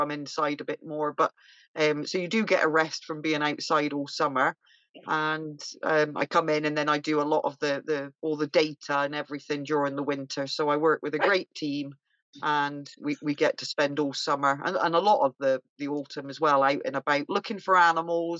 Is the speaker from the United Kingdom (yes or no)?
yes; Bristol, South West England, United Kingdom; now in Scotland, United Kingdom; my accent because I'm from Bristol originally